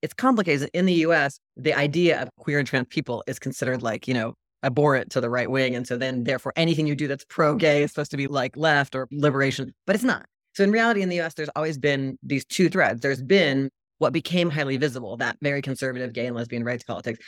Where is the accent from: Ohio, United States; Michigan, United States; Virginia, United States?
Virginia, United States; I grew up in Virginia